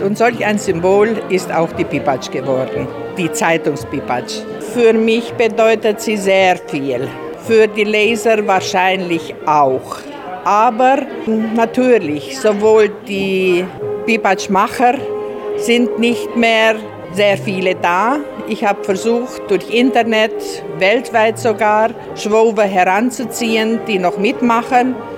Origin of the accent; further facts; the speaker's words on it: Bogarosch, Timiș County, Romania; accent: Banat Swabian; first language Banat Swabian German dialect; now in Timișoara, Romania; Pogorosch ist für mich Schwäbisch, Heimat, Identität ganz einfach. Dort bin ich der daheim geblieben, obwohl ich in Dämmerschor lebe